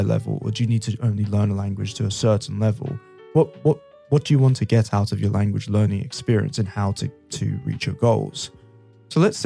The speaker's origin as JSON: {"language": "English", "region": "London", "country": "United Kingdom", "said": "I'm from London"}